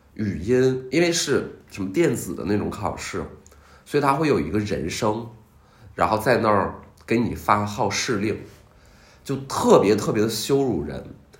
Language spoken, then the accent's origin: Chinese; Qiqihar, Heilongjiang, China; 我一九九三年出生于东北，呃，黑龙江，吉祥哈尔